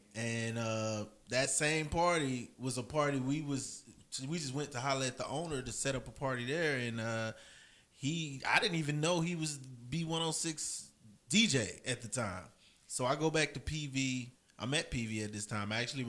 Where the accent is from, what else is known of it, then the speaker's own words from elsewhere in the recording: Killeen, Texas, United States; Right here, Killeen, Texas. This is where I'm from.